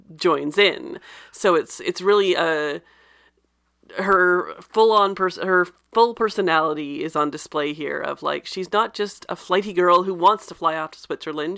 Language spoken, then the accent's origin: English; Canada; I'm Canadian